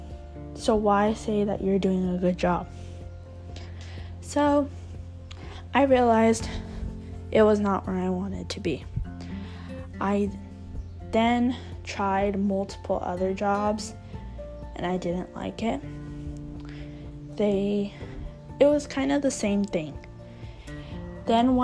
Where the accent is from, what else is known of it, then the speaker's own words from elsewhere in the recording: California, United States; I grew up in California my entire life